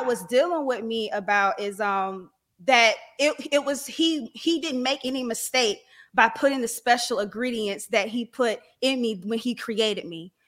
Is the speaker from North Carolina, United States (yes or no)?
yes; Raleigh, North Carolina, United States; I'm from Raleigh, North Carolina